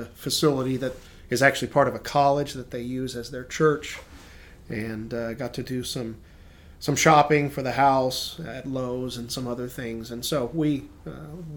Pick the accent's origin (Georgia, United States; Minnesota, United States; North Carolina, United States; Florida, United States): North Carolina, United States; Brevard; I was born up there in Brevard, North Carolina, and grew up there at camp